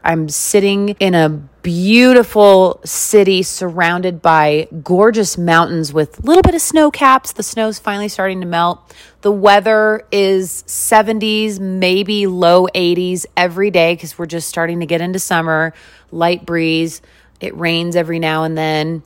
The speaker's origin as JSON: {"language": "English", "region": "West Coast", "country": "United States", "tie": "born or raised there", "also_born_or_lived": "Wisconsin / Las Vegas, Nevada", "lives_now": "Salt Lake City, United States", "said": "I grew up on the West Coast"}